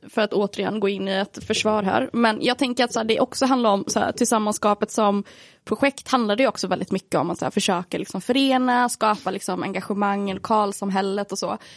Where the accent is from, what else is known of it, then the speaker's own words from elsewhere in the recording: Sweden; jag är svensk ju.